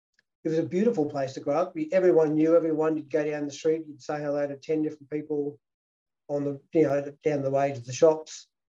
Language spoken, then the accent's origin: English; Victoria, Australia; Oh, it was great. Maui was fantastic. Like, it was a town, people, all the 10-pound poms basically came out from England, and there was Dutch peopl